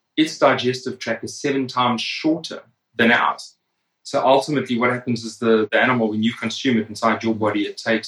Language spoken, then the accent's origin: English; South Africa; I grew up in South Africa.